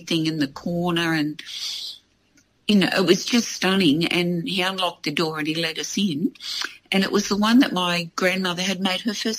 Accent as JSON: {"language": "English", "country": "Australia", "said": "I was from Australia"}